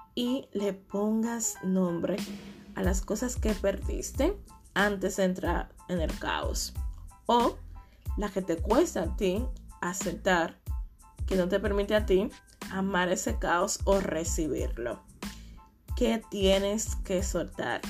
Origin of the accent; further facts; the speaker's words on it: Dominican Republic; moved away; la mayoría de mis amigos, eh, viven en mi país, República Dominicana